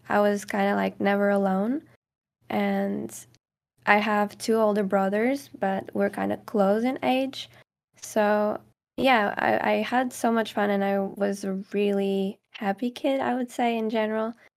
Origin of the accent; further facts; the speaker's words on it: Caldas da Rainha, Leiria District, Portugal; English is a second language; moved away as an adult; now in England, United Kingdom; I'm from Caldas da Rainha, which is like a, small city, kind of.